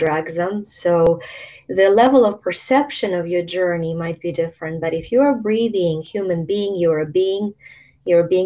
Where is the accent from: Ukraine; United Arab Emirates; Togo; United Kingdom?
Ukraine; moved away; I was born in Ukraine when it was still a part of the Soviet Union